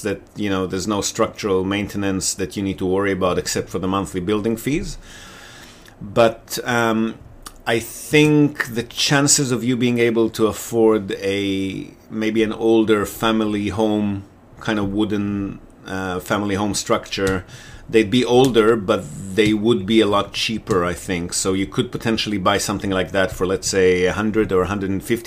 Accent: Israel; moved away as an adult; also born or lived in Australia; now in Japan; Israel, but I lived in Australia, so I'm also dual citizen, Israeli-Australian. I lived in Australia for about 10 years when I left Israel

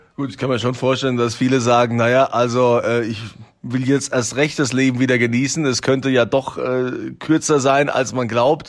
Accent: Rhineland-Palatinate, Germany; bei uns in Deutschland, in Rheinland-Pfalz

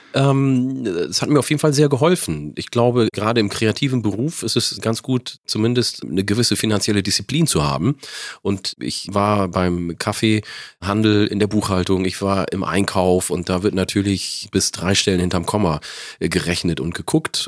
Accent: Wollega, Oromia, Ethiopia; also born or lived in Northern Germany; now in Germany; aus der Region, wo ich komme, Wallaga

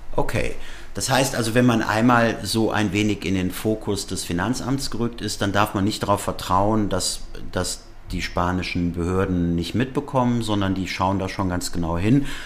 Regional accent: Germany; für uns als Deutsche

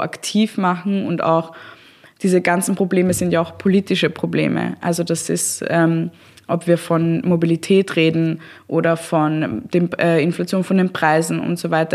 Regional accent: Austria; bei uns in Österreich

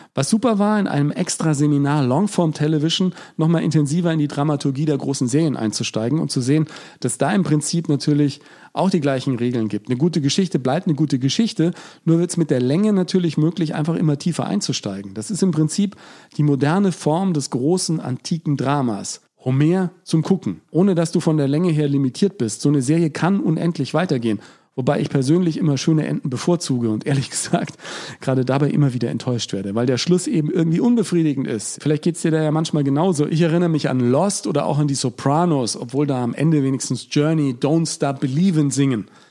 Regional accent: Germany; ich bin Deutscher

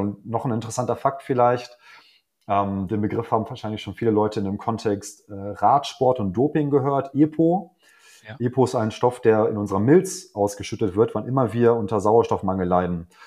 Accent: Hanover, Lower Saxony, Germany; ich komme aus Hannover

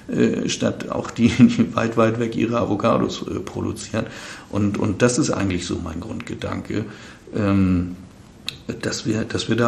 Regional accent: Northern Germany, Germany; ich komme ja aus dem Norden.

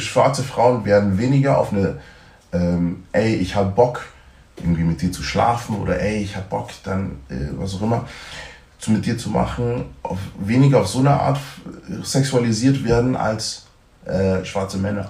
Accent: Germany; ich bin in Deutschland aufgewachsen oder im Westen aufgewachsen

